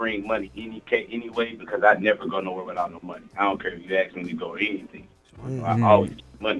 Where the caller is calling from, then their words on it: St. Louis, Missouri, United States; This is …. I'm in St. Louis right now.